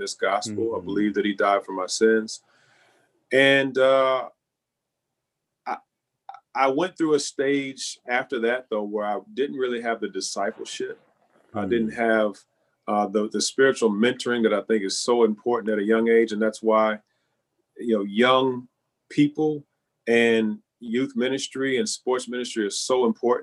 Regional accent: Louisville, Kentucky, United States; When I growing up in Louisville, my we went to a church in the west end of Louisville

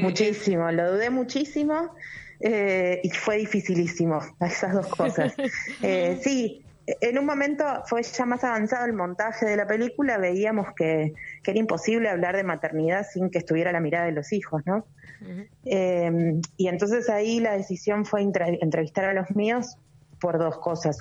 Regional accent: Argentina; yo soy argentina

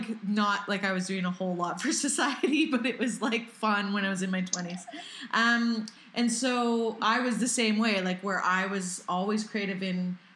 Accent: Canada; as a Canadian

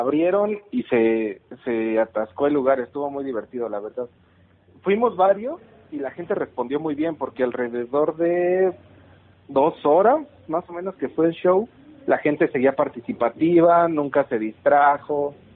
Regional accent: Pachuca, Hidalgo, Mexico; somos de Pachuca los dos

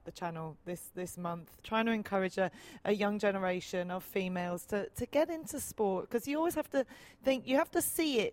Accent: England, United Kingdom; growing up in England

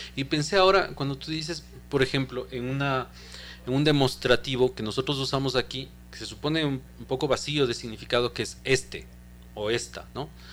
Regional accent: Ecuador; lo que somos los ecuatorianos

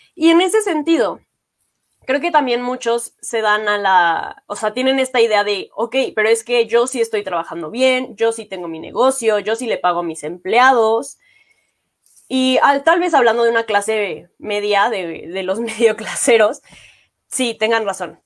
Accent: Mexico; como mexicanos

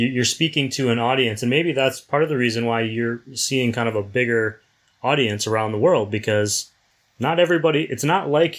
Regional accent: Wisconsin, United States; I'm from the Midwest, and beer is obviously very important to us in Wisconsin

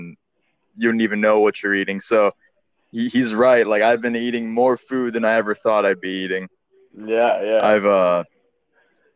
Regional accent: Houston, Texas, United States; I'm from Houston, Texas

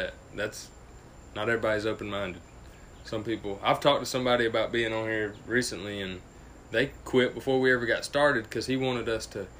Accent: Greenwood, South Carolina, United States

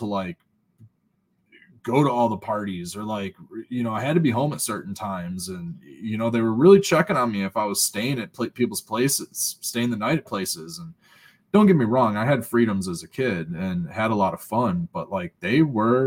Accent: Westland, Michigan, United States; Growing up in Westland

